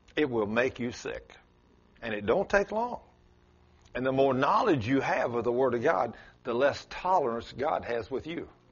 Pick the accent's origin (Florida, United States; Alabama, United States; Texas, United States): Texas, United States; South; accent: South Texas; It's South Texas in me